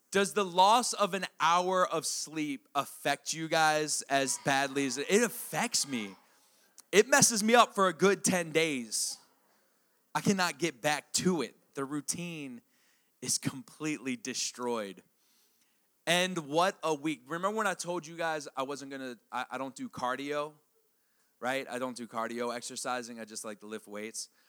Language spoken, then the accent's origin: English; Harford County, Maryland, United States; also born or lived in Perry Hall, Baltimore County, Maryland; I'm from Maryland. I'm from Maryland. I'm from right here, around the, the uh, Harford County originally. I lived in Baltimore County, Perry Hall